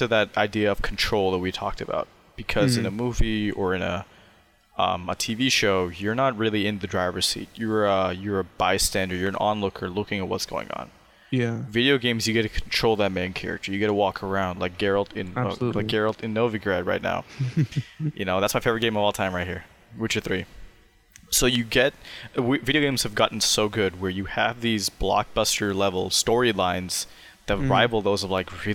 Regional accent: Sammamish, Washington, United States; growing up in Sammamish, in a very, you know, privileged society

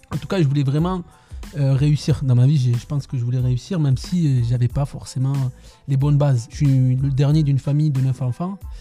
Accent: Tarbes, Occitania, France; Je suis né à Tarbes, dans, le sud-ouest, dans le sud-ouest, donc au pied des Pyrénées, dans un petit quartier.

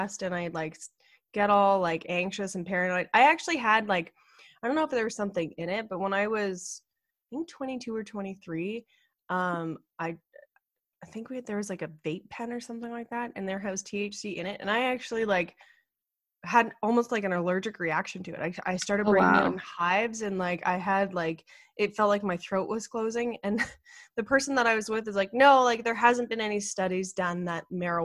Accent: Ottawa, Ontario, Canada; now in British Columbia, Canada; I grew up in Ottawa and Ottawa is the capital of Canada.

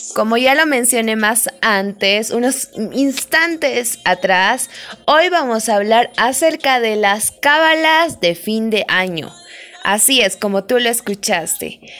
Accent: Bolivia; yo soy de Bolivia, acá en Bolivia

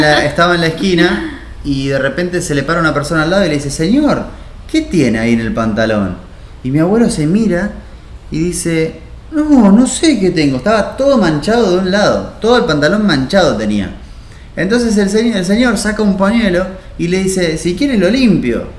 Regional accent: Buenos Aires, Argentina; nuestro país, por lo menos, o nuestro, donde nosotros nos criamos, eh, en Buenos Aires

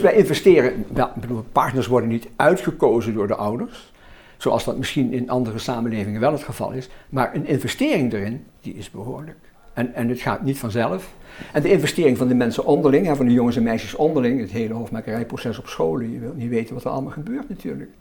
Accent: Roermond, Limburg, Netherlands; mijn wijk in Roermond. Het Roermondse veld, waar ik vandaan kom

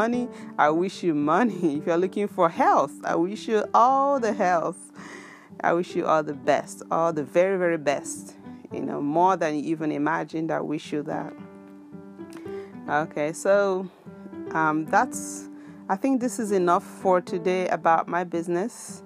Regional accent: Biafra land, South East Nigeria, Nigeria; now in Japan; where I come from Biafra land

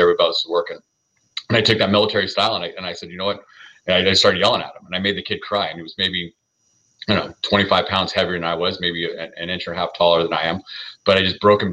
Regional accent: Southern California, United States; I was born and raised in Southern California

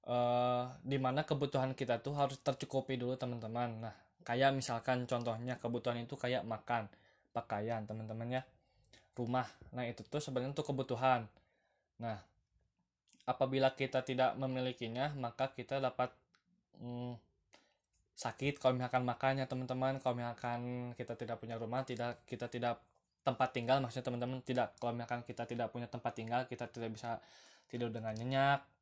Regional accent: Lembang, West Java, Indonesia; Selamat datang di podcast pertama saya Saya berasal dari Bandung teman-teman Tepatnya di Lembang ya teman-teman

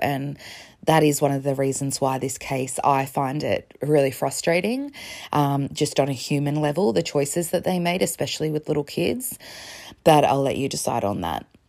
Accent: Melbourne, Victoria, Australia; as an Australian

